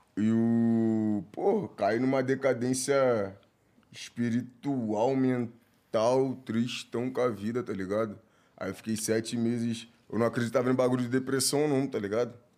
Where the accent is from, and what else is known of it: Rio de Janeiro, Brazil